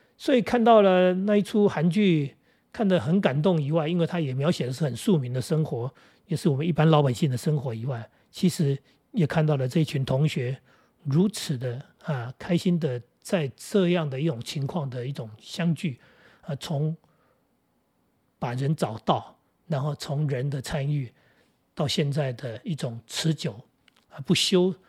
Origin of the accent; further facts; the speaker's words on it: Jinguashi, New Taipei, Taiwan; moved away; 我们学校在金瓜石，叫石宇中学